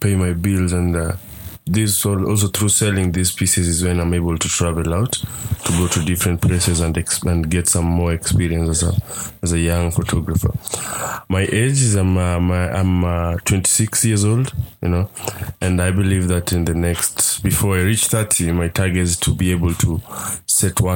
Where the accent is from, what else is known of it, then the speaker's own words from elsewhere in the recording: Nairobi, Kenya; I'm a documentary photographer based in Nairobi and born and raised in Kibera slums.